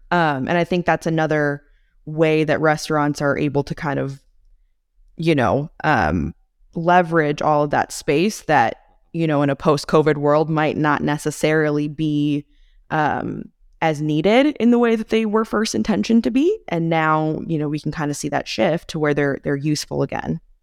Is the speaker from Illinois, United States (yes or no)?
yes; McHenry County, Illinois, United States; I come from McHenry County, Illinois, which is very rural, or relatively rural